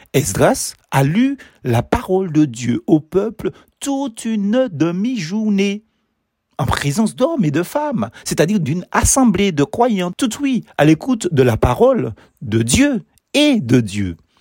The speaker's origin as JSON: {"language": "French", "town": "Basse-Pointe", "country": "Martinique", "tie": "born or raised there", "said": "à Basse-Pointe, ma ville natale"}